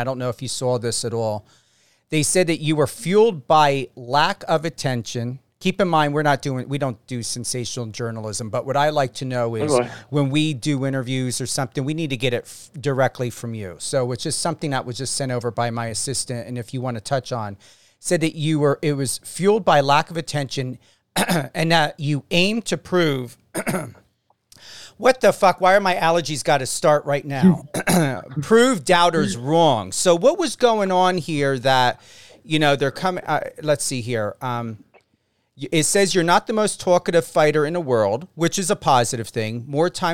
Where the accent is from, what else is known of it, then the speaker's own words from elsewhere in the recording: New Jersey, United States; accent: Jersey; my Jersey accent